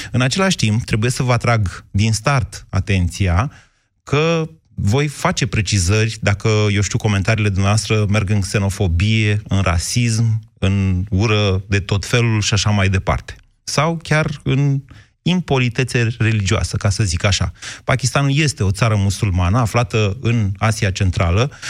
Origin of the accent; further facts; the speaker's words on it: Romania; Eu vreau să analizăm noi, așa, ca români între noi, auzirăm că ne trimit ăștia 500 de mii de pakistanezi